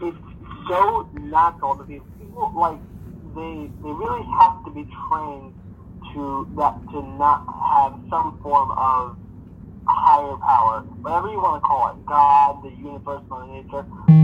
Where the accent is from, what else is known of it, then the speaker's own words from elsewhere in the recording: Israel; I'm from Israel and stuff